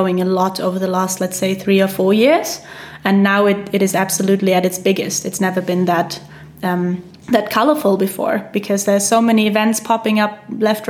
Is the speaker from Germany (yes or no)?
yes; Germany; from Germany, and I'm a swing and jazz ukulele player